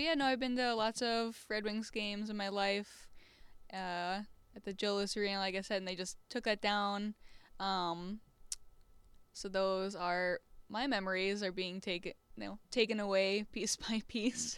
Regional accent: Southeast Michigan, United States; moved away; I'm from Southeast Michigan

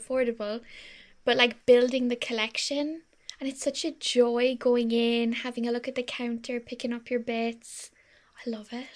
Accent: Ireland; we're so Irish

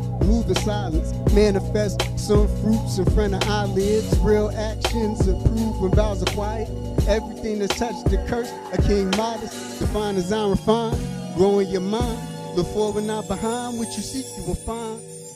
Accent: Erie, Pennsylvania, United States; I'm coming from Erie, Pennsylvania

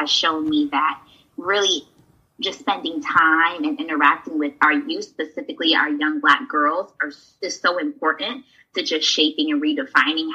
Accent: New York City, New York, United States; now in Florida, United States; I was born in Brooklyn, New York

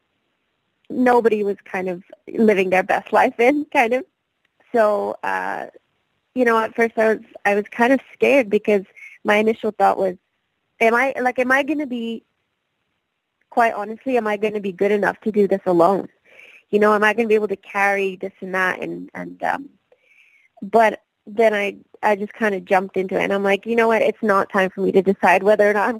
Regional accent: West Coast, British Columbia, Canada; now in Toronto, Canada; I'm actually from the West Coast

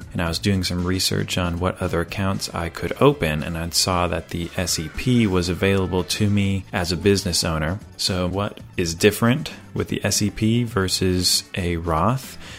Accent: Greenville, Tennessee, United States; I'm from Greenville, Tennessee

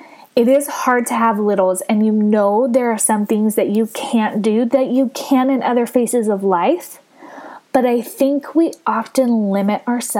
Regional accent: California, United States; moved away; my home state of California

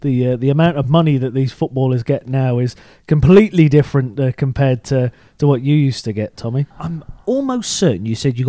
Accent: Shrewsbury, West Midlands, United Kingdom; moved away; Shrewsbury, originally

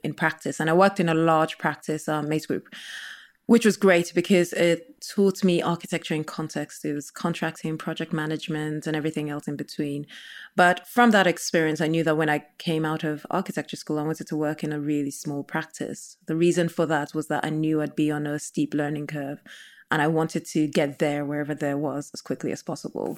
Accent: Nigeria; now in United Kingdom; growing up in Nigeria

